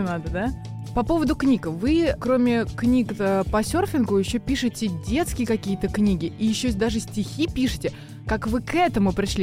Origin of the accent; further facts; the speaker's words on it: Russia; на территории нашей страны